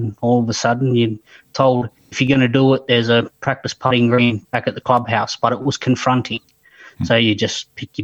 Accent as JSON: {"language": "English", "area": "Barmera, Riverland", "region": "South Australia", "country": "Australia", "tie": "born or raised there", "said": "So I grew up in the Riverland in a small town in Barrie. Still live in Barrie."}